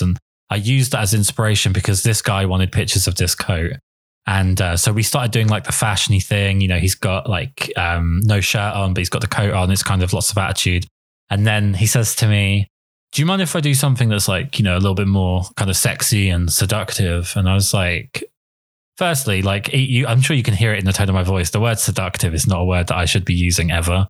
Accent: England, United Kingdom; I'm English

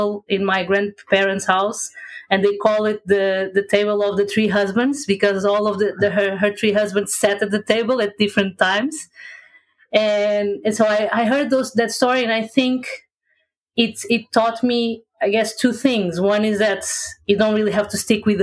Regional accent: Portugal; I'm from Portugal, in Europe.

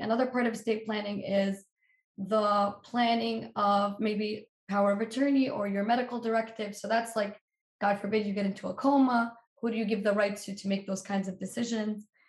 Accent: Palestine; moved away; I'm from Palestine.

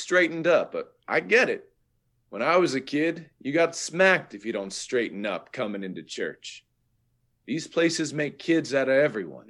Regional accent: North Carolina, United States; moved away as an adult; also born or lived in Raleigh, North Carolina; now in Bloomington, United States; I'm also from North Carolina. I've been living in Bloomington for just over a year and a half now, and I lived in Raleigh area for a decade of my life.

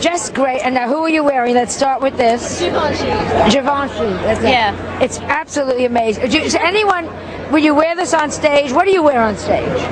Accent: Australia; I am Australian

